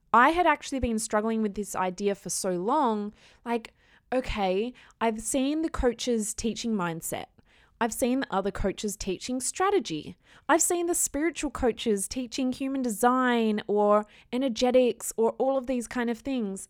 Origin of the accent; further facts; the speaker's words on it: Australia; I am an Aussie girl